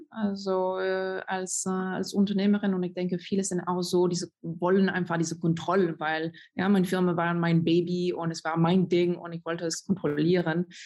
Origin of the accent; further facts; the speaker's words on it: France; German is a second language; moved away as an adult; now in Germany; ich bin Französin und eigentlich nur in Deutschland seit zwölf